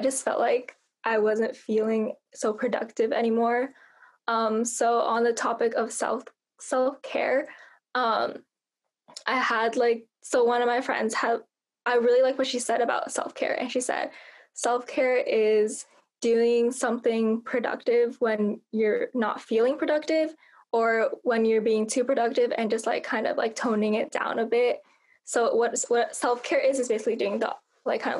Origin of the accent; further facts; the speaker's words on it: Bay Area, California, United States; I'm from Bay Area, California.